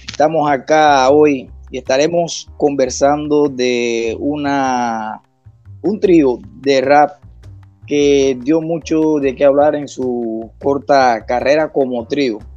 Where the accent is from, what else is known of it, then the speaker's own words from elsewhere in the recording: Santiago de Cuba, Cuba; moved away as an adult; Yo soy de esa región de esa región. Eh, yo soy de Santiago